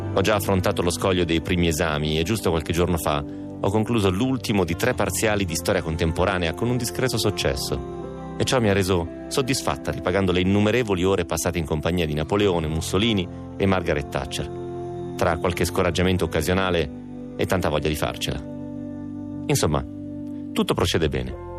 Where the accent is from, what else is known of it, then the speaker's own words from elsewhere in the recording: Romentino, Piedmont, Italy; il mio paese romentino ne ha 4.000